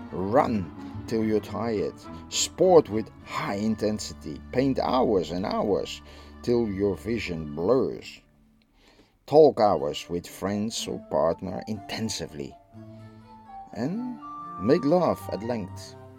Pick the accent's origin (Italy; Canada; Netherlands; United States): Netherlands; I'm from the Netherlands.